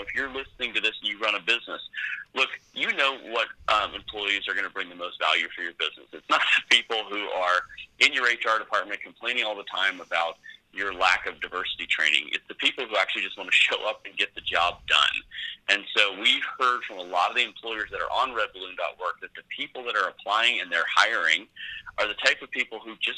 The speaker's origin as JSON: {"language": "English", "town": "San Francisco", "region": "California", "country": "United States", "tie": "born or raised there", "said": "I grew up in the San Francisco Bay Area."}